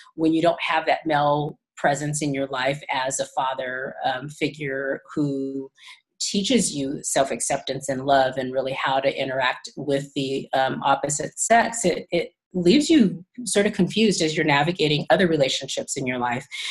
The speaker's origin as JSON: {"language": "English", "region": "California", "country": "United States", "tie": "born or raised there", "also_born_or_lived": "Tennessee", "said": "I was born in Tennessee, actually, and my mom was from California originally. So when they split up, we moved back to California"}